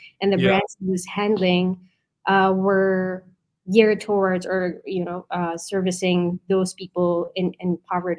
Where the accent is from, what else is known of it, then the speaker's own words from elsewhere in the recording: Philippines; now in New York City, United States; I was born and raised in the Philippines